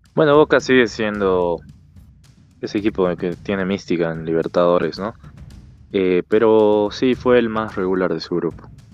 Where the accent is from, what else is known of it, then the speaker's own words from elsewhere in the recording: Bolivia; como boliviano puedo decirte